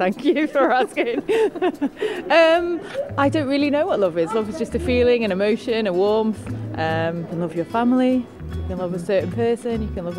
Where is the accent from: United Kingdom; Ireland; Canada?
United Kingdom; as British people, I think we don't often show our emotions.